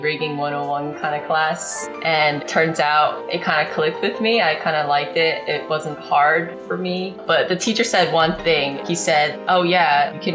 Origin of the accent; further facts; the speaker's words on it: New Jersey, United States; I grew up in New Jersey, right?